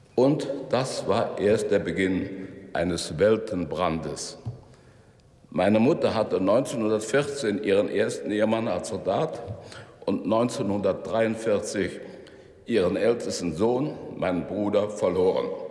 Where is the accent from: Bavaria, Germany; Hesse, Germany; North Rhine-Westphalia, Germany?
North Rhine-Westphalia, Germany; Bonn; erlebte ich als 13-jähriger Schüler in meiner Heimatstadt Bonn